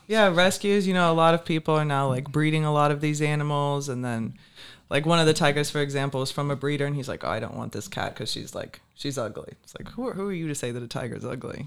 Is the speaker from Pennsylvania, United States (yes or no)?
no; Richmond, Virginia, United States; moved away as an adult; also born or lived in New Smyrna, Florida / Port Orange, Florida; now in Naples, United States; originally from Richmond, Virginia. That's where I grew up. Moved to Florida when I turned 18